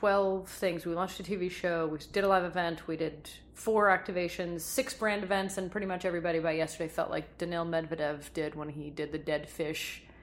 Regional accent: Montreal, Quebec, Canada; as a Canadian, as a Montrealer

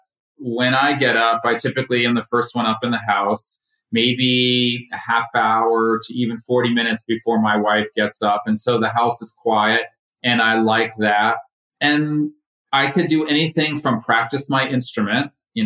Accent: Connecticut, United States; moved away as an adult; now in Ashland, United States; I'm originally from Connecticut, right side of out of New York.

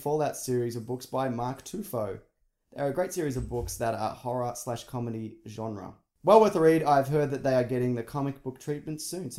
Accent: Australia; we're both Australian.

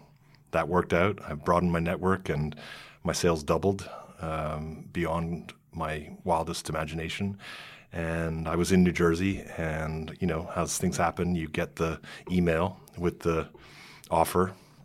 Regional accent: Toronto, Ontario, Canada; now in New York, United States; I'm a boy from Toronto, Ontario, Canada.

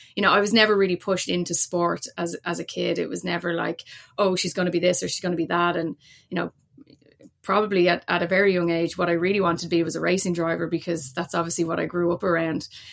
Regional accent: Dublin, Leinster, Ireland; moved away as an adult; now in Cork, Ireland; my background is, is Dublin, born and raised, but I'm actually, uh, based in Cork

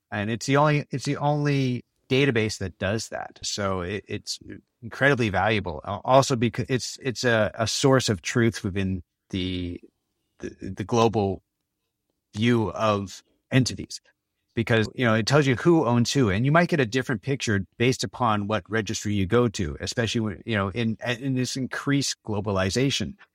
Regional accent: Canada; moved away as an adult; also born or lived in Los Angeles, United States / New York area, United States; now in Copenhagen, Denmark; I'm actually Canadian, and I spend most of my working life, though, in the States, in Los Angeles, and, and the New York area.

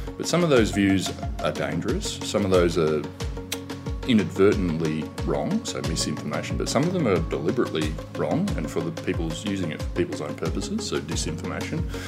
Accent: Canberra, Australian Capital Territory, Australia; from Canberra.

